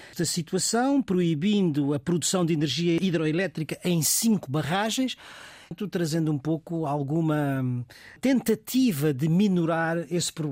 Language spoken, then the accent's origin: Portuguese; Guinea-Bissau; born or raised there; now in Portugal